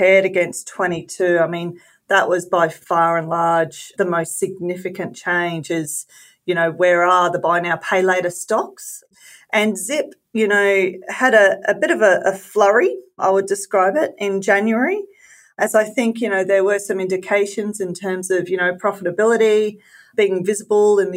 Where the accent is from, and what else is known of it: Queensland, Australia